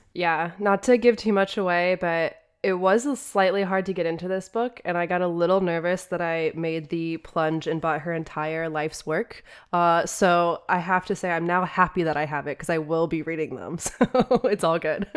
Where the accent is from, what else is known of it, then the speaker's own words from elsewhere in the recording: United States; As an American